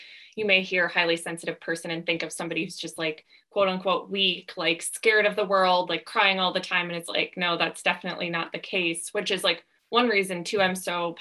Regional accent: Midwest, United States; moved away as an adult; now in Southern California, United States; I grew up in the Midwest, and then when I was 22, I was just applying for jobs all over the country.

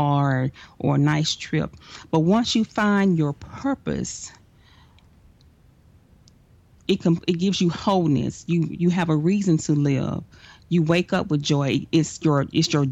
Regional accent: Dallas, Texas, United States; I am from Dallas, Texas

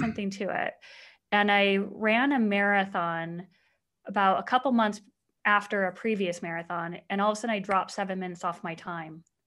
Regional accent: Mesa, Arizona, United States; I grew up in Mesa, Arizona.

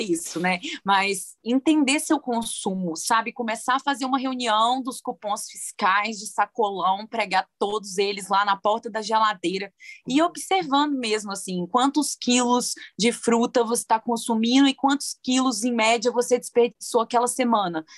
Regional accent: Viçosa, Minas Gerais, Brazil; moved away; also born or lived in Belo Horizonte; Eu sou do interior, né, de Viçosa, interior de Minas Gerais. Cresci vendo minha mãe cozinhando e tudo

